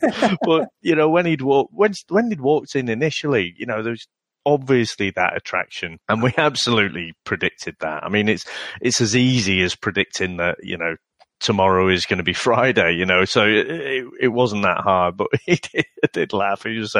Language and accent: English; Manchester, North West England, United Kingdom; I'm from Manchester.